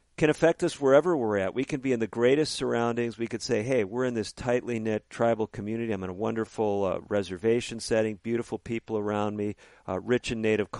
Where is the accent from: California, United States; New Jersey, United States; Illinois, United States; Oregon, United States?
Illinois, United States; Chicago; also born or lived in Northbrook, Illinois; I grew up in the Chicago area as a young man, ended up in a little place called Northbrook, Illinois